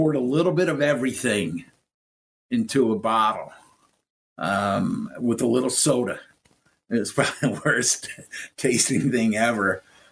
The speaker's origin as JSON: {"language": "English", "region": "New York", "country": "United States", "tie": "born or raised there", "also_born_or_lived": "Connecticut", "moved": "yes", "lives_now": "Baltimore, United States", "said": "I grew up in New York. We moved to Connecticut"}